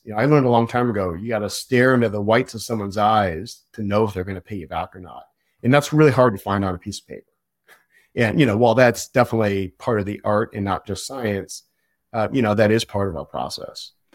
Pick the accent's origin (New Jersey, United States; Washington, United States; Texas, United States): Washington, United States; outside of Seattle; now in Portland, United States; I grew up outside of Seattle. I've been in Portland for a long time, so I consider myself really, you know, a Pacific Northwest guy.